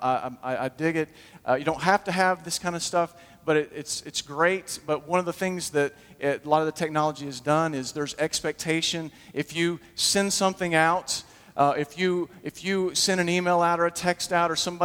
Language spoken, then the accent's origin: English; Huntsville, Alabama, United States; I grew up in Huntsville